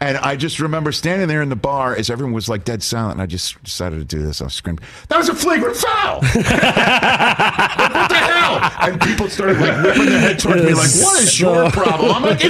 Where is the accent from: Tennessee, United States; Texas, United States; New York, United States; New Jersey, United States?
New York, United States; also born or lived in Chicago; living in New York, being a New Yorker, being a Knick fan.